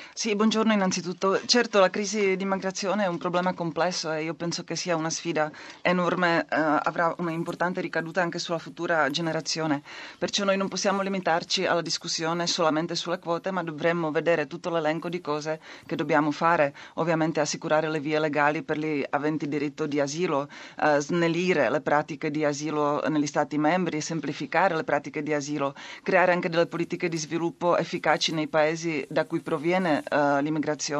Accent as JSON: {"language": "Italian", "country": "Czechia", "second_language": "Italian", "said": "il mio paese, la Repubblica Ceca"}